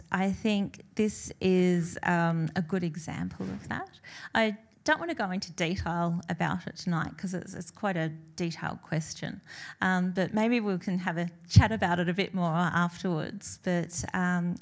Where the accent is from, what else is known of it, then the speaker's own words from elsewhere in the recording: northwest coast of Tasmania, Australia; I grew up in Tasmania, in the northwest coast of Tasmania.